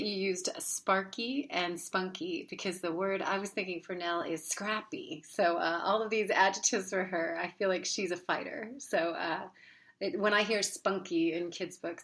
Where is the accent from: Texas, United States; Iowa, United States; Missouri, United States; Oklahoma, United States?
Oklahoma, United States; accent: Oklahoma; also born or lived in Philadelphia, Pennsylvania; I grew up in Oklahoma